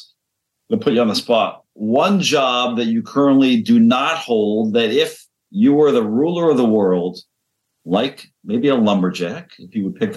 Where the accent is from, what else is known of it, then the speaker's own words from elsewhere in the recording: Canada; as a Canadian myself, like half of the people I grew up with are currently working lumberjacks